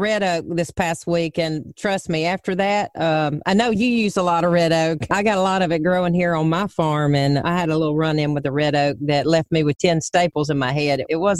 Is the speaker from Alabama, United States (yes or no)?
yes; Birmingham, Alabama, United States; You've opened a restaurant in my hometown of Birmingham